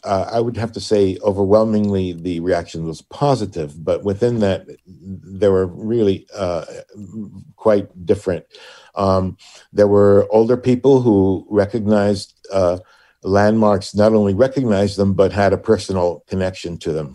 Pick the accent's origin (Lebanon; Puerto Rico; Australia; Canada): Puerto Rico; now in Hartford, United States; born and raised in Puerto Rico